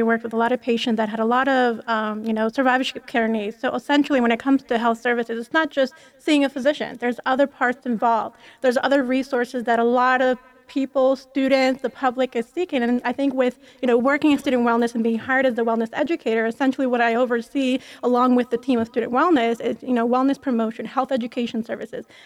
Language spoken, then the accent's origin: English; Albania; also born or lived in Philadelphia, United States; now in Las Vegas, United States; I'm actually from Southeastern Europe, Albania